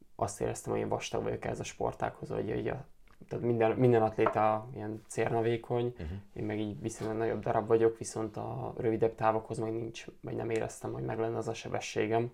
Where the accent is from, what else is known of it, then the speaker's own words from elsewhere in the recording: Kaposvár, Somogy, Hungary; Kaposvári vagyok